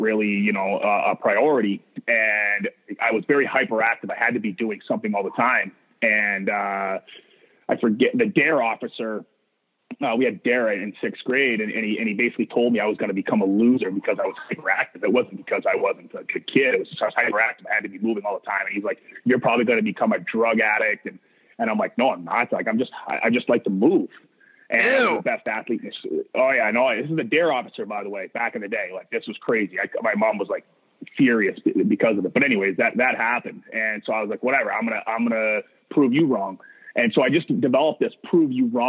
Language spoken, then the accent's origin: English; Maine, United States; I come from Maine, which is there's not a lot of, when I was playing, there wasn't a lot of hockey opportunity